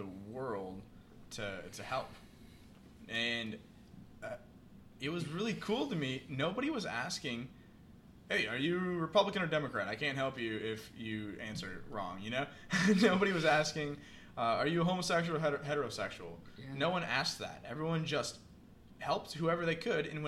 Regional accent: Iowa, United States; moved away; where I grew up in Iowa

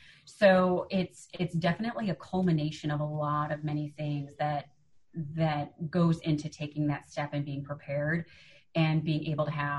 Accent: Chicago, Illinois, United States; I'm from Chicago. I'm a Midwesterner

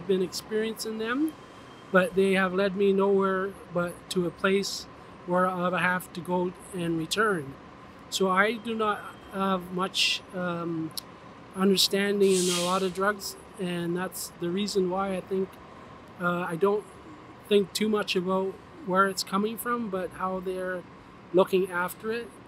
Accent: Norway; Uh, well, I'm from Norway, so it's difficult to say.

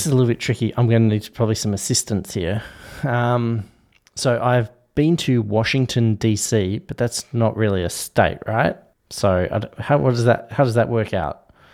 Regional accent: Tasmania, Australia; I was born in Tasmania

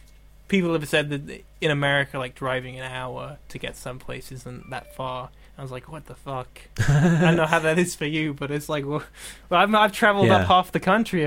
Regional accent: Dorset, South West England, United Kingdom; I'm from a place called Dorset.

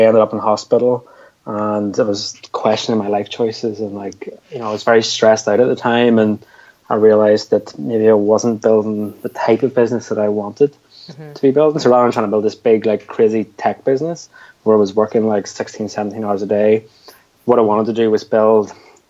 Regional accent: Belfast, Northern Ireland, United Kingdom; where are you from? And I was like, Belfast.

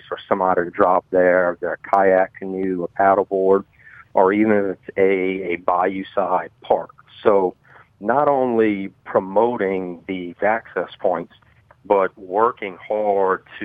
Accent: Thibodaux, Louisiana, United States; born and raised in Thibodaux

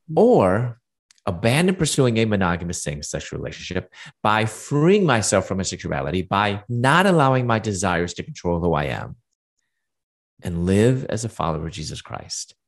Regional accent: Chicago, Illinois, United States; moved away as an adult; also born or lived in Louisville, Kentucky / Atlanta; I'm from Chicago, and I moved to Louisville, Kentucky

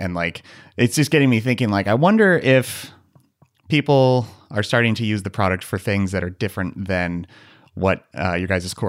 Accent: United States; We are very American, and alas, we are not British.

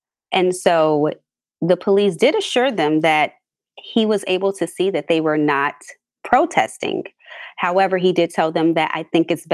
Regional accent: Chicago, Illinois, United States; I'm from a suburb of Chicago, born and raised here, been here all of my life

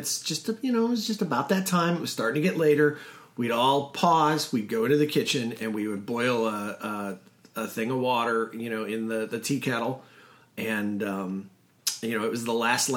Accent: Midwest, United States; I'm from the Midwest

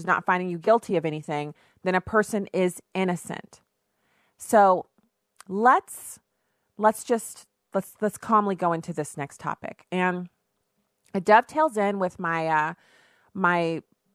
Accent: United States; in our country, in the United States

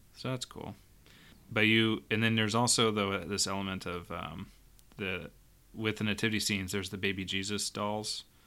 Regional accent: United States; as American Catholics, I think that probably, one, since we're a little bit cut off from our immigrant roots

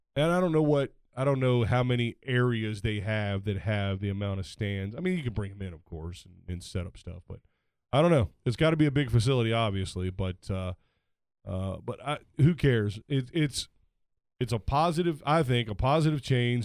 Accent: United States; I'm American

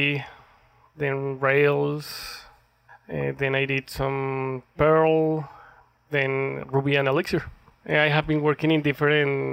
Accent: Colombia; moved away as an adult; now in Calgary, Canada; I am from Colombia

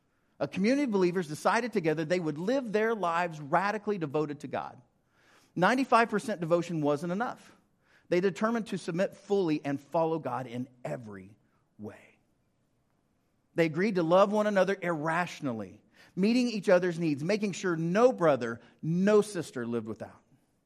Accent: Ringling, Oklahoma, United States; also born or lived in Prattville / Bartlesville / Guthrie / Fairview; So Dad was serving Ringling when I was born, and so I grew up in Ringling, then Prattville, then Bartlesville, then Guthrie, then Fairview

